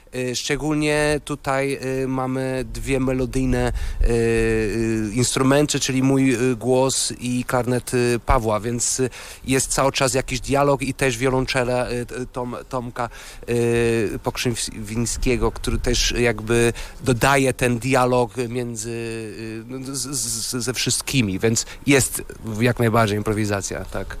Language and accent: Polish; Porto, Norte, Portugal; Polish is a second language; moved away; ja jestem z Porto